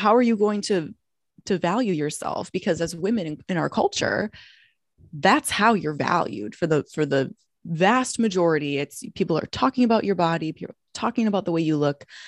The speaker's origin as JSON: {"language": "English", "region": "Minnesota", "country": "United States", "moved": "as an adult", "lives_now": "Los Angeles, United States", "said": "I'm from Minnesota originally"}